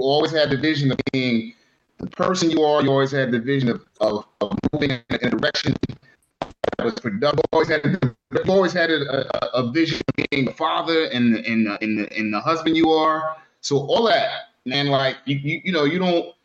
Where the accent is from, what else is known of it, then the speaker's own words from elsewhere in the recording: Philadelphia, Pennsylvania, United States; growing up in Philly